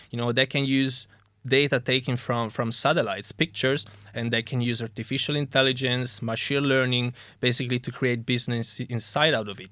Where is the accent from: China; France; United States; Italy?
Italy; moved away as an adult; also born or lived in Germany / Coventry, United Kingdom; now in United Kingdom; I'm originally from Italy